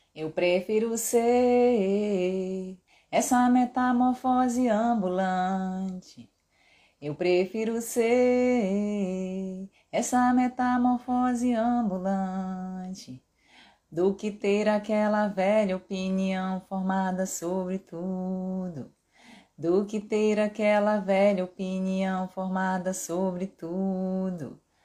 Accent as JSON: {"language": "Portuguese", "region": "Pará", "country": "Brazil", "said": "eu sou paraense, meu pai é cearense"}